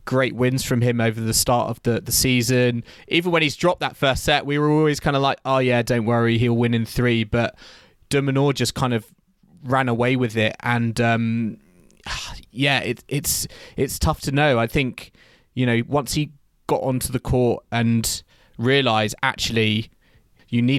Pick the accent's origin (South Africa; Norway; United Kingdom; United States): United Kingdom; as a British fan